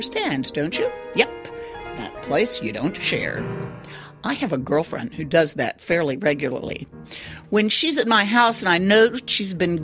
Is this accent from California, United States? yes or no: no; Austin, Texas, United States; my hometown, Austin, Texas